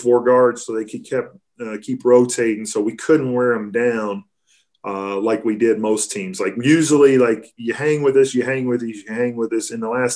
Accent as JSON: {"language": "English", "region": "Kentucky", "country": "United States", "tie": "born or raised there", "said": "growing up in Kentucky"}